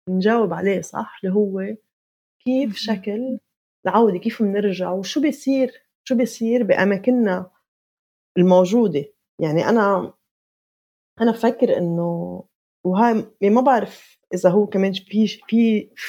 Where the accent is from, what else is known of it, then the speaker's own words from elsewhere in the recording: Palestine; هي الثنائية اللي هي جزء من كيف نحن بنفهم حالنا كفلسطينيين نحن يا حاضرين يا غائبين